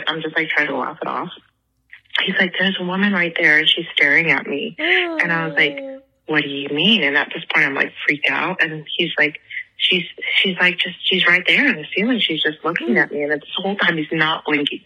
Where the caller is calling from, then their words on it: Kansas, United States; I'm from Kansas